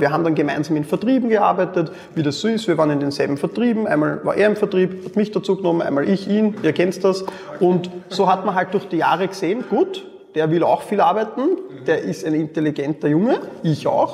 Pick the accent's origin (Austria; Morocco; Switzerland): Austria; Mödling district, Lower Austria; ich bin neben Wien aufgewachsen im Bezirk Mödling